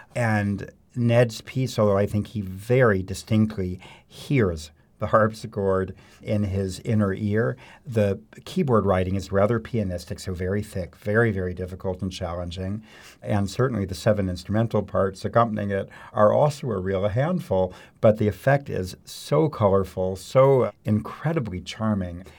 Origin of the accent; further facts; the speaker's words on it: Mount Prospect, Illinois, United States; moved away as an adult; also born or lived in Baltimore / New York / Paris; I grew up in the Chicago suburbs in Mount Prospect